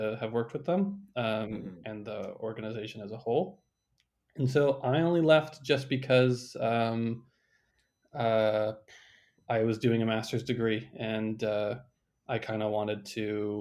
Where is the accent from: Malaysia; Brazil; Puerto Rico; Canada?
Canada; As a Canadian